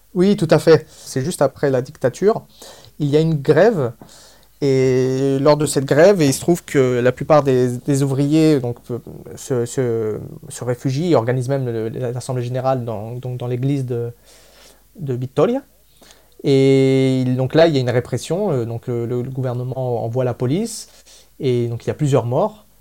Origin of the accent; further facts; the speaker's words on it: Spain; moved away; je suis moi-même de nationalité espagnole. Je suis né en Espagne